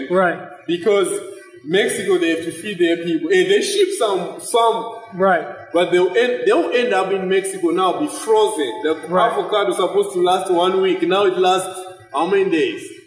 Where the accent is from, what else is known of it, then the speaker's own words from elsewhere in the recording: Zimbabwe; moved away; from Zimbabwe